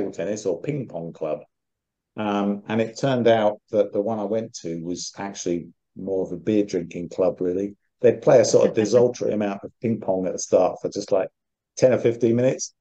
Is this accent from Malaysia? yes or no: no; United Kingdom; as a Brit